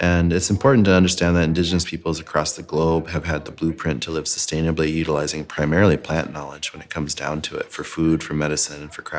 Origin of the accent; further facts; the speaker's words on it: Pine Ridge Reservation, South Dakota, United States; I grew up on Pine Ridge Reservation. We were Lakota, just like a lot of people there.